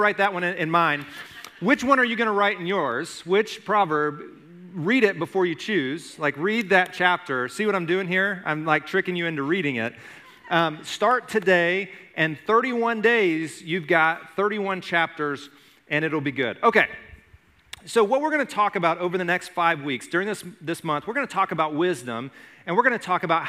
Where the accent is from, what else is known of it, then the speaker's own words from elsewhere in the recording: Alabama, United States; when I was growing up in Alabama